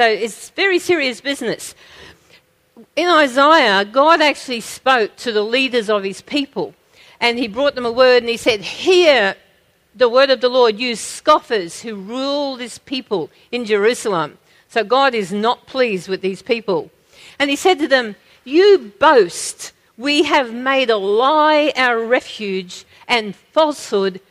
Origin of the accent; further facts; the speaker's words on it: Australia; we have as Australian Christians